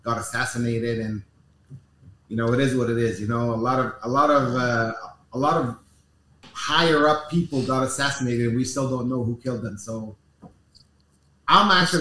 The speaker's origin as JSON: {"language": "English", "town": "Los Angeles", "region": "California", "country": "United States", "tie": "born or raised there", "moved": "yes", "lives_now": "Beirut, Lebanon", "said": "I grew up in Los Angeles"}